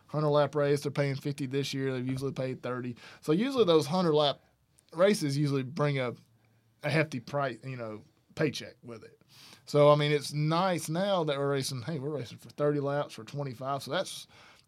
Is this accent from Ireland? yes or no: no; Alabama, United States; I grew up in Alabama